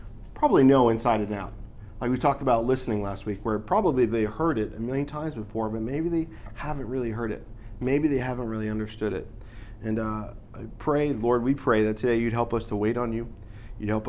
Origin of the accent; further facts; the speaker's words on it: New York, United States; moved away; I'm from New York